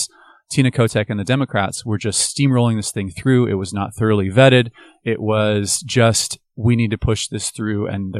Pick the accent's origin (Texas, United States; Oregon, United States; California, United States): Oregon, United States; Bend; also born or lived in Portland, Oregon; I was born in Portland, moved to Bend when I was 7. Graduated from high school there.